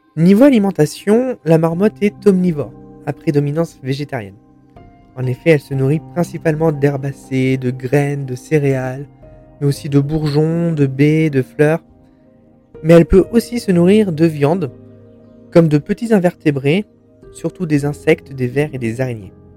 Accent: France; chez nous, en France

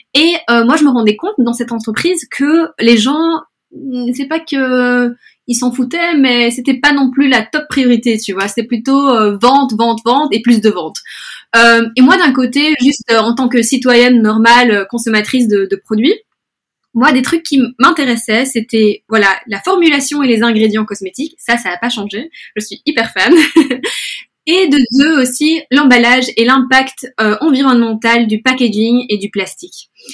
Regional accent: Brussels, Brussels-Capital Region, Belgium; also born or lived in Spain; now in London, United Kingdom; je suis espagnole d'origine, mais je suis née à Bruxelles, donc je suis un peu moitié espagnole, moitié belge

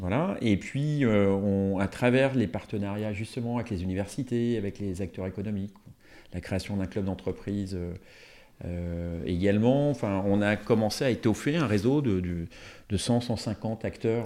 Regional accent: Marignier, Auvergne-Rhône-Alpes, France; je suis originaire euh, de Marigné, euh, donc dans la vallée de l'Arve

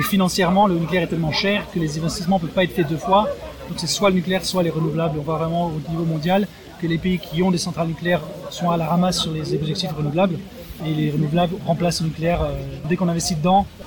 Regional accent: Alsace, Grand Est, France; now in Germany; Je viens d'Alsace, il y a une centrale dans ma région

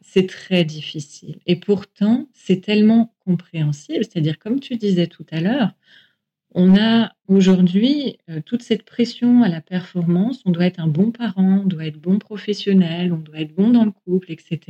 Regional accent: France; chez nous, en France

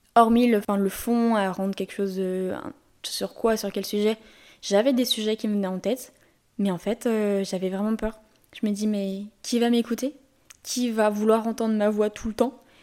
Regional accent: Lyon, Auvergne-Rhône-Alpes, France; je suis lyonnaise

